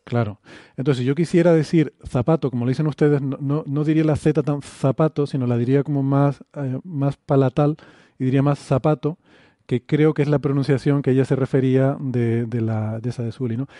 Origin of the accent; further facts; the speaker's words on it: Canary Islands, Spain; la pronunciación, incluso la S, por ejemplo, en, Canarias la, la, hacemos más suave